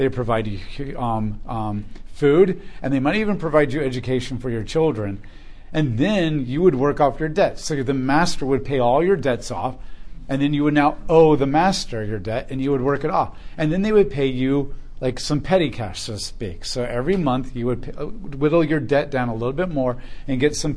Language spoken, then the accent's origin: English; United States; as American Christians